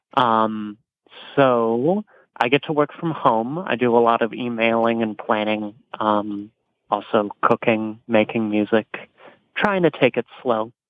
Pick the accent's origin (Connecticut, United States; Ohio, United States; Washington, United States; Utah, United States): Washington, United States; Spokane; also born or lived in Casper, Wyoming; now in Ann Arbor, United States; the Polly Judd Park in Spokane, Washington, which is kind of my hometown. I spent half of my childhood there.